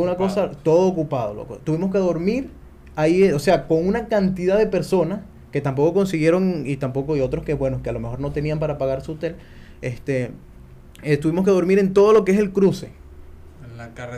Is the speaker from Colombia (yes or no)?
no; Venezuela; moved away as an adult; yo no voy a salir nunca de Venezuela, me siento tranquilo, mi familia